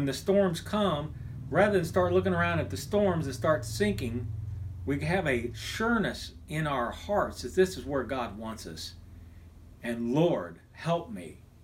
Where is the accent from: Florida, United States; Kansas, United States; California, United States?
Kansas, United States; moved away; also born or lived in Texas; When I was a kid growing up in Kansas